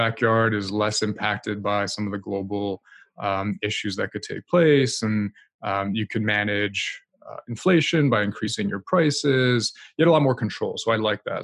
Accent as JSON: {"language": "English", "region": "New Jersey", "country": "United States", "tie": "born or raised there", "also_born_or_lived": "France / New York City", "moved": "as an adult", "lives_now": "Canada"}